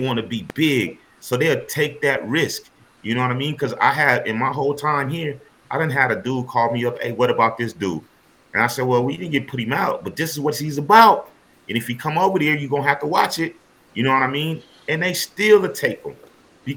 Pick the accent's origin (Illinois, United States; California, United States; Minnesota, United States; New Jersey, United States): California, United States; I'm from California. You can tell by my accent.